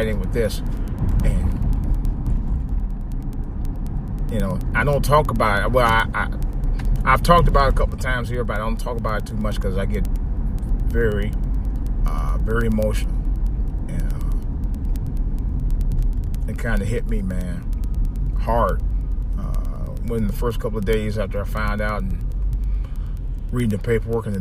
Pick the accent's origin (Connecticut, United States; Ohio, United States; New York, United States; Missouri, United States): Ohio, United States; Cleveland; now in Washington, D.C., United States; my hometown Cleveland Indians